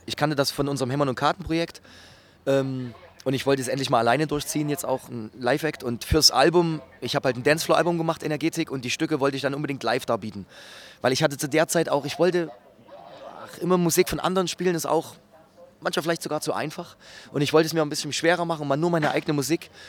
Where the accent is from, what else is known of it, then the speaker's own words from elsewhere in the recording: Gera, Thuringia, Germany; bei uns in Gera